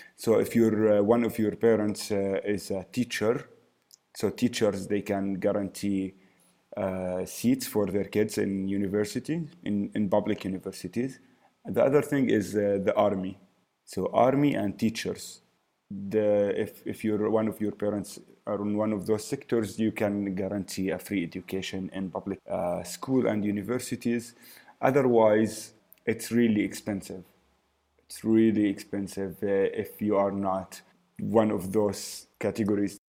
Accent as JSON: {"language": "English", "town": "Amman", "region": "Amman Governorate", "country": "Jordan", "tie": "born or raised there", "said": "born and lived in Jordan, in Amman mostly"}